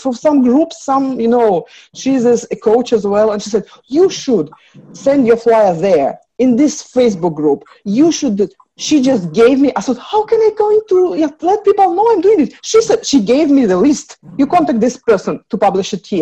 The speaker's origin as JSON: {"language": "English", "country": "Russia", "moved": "yes", "said": "I came from Russia, communist country, no religious, no everything"}